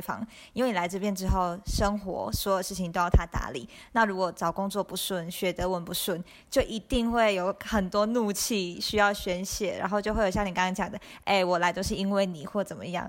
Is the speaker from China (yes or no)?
no; Taiwan; 我们都要台湾长大